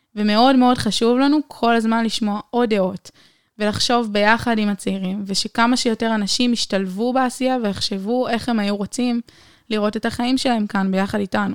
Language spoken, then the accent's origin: Hebrew; Haifa, Haifa District, Israel; moved away as an adult; now in Beersheba, Israel; חיפאית במקור